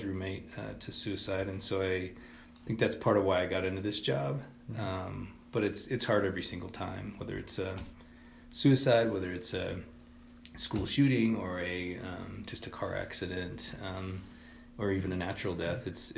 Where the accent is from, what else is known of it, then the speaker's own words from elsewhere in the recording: Swink, Colorado, United States; moved away as an adult; also born or lived in Denver, Colorado / Oklahoma; I grew up in a small town in southern Colorado. It's a little town called Swink